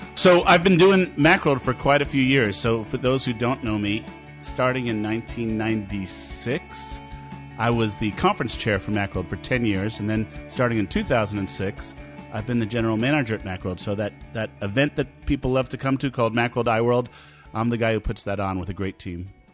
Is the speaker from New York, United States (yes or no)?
yes; Rockland County, New York, United States; I was a kid growing up in Rockland County, New York